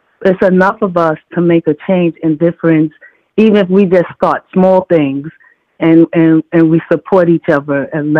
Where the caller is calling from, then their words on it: Savannah, Georgia, United States; I'm calling from New York. I'm actually calling from Savannah.